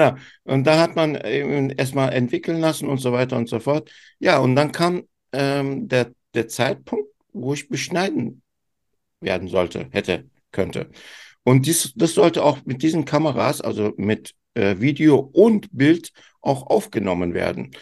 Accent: Turkey; ich bin ja Türke

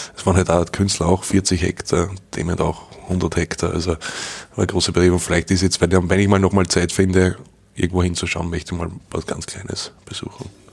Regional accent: Straß im Straßertale, Lower Austria, Austria; born or raised there; accent: Austrian dialect

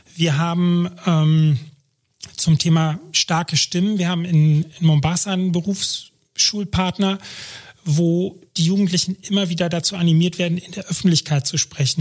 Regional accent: Germany; ich bin Deutscher in Deutschland

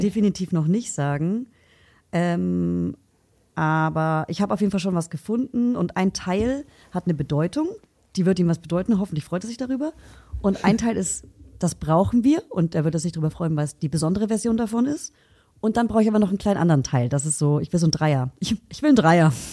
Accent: United States; now in Berlin, Germany; bei uns in Amerika

